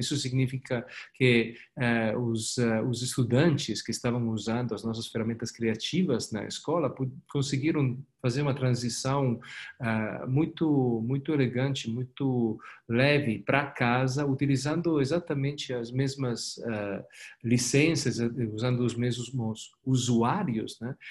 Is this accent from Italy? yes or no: yes; Italy; Portuguese is a second language; moved away as an adult; now in Brazil; Eu, como você escuta do meu sotaque, eu não sou ah, daqui. Eu vivo aqui faz 10 anos, mas sou italiano, sou europeu